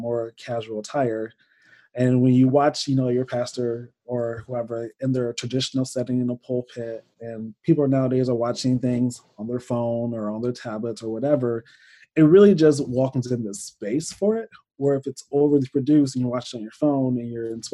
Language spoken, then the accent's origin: English; Michigan, United States; now in Fort Wayne, United States; I watch my home church I grew up in Michigan.